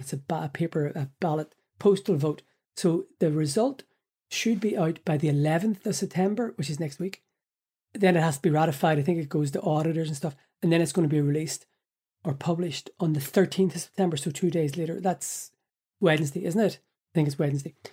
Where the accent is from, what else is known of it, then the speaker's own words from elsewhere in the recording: Belfast, Northern Ireland, United Kingdom; moved away as an adult; now in Ireland; I was born in Belfast in August nineteen seventy, lived in North Belfast until nineteen ninety-seven